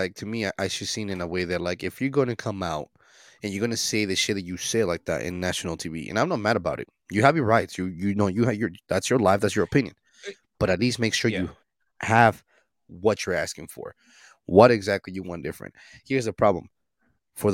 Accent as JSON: {"language": "English", "region": "Utah", "country": "United States", "said": "not because I'm here from Utah, I'm from Utah."}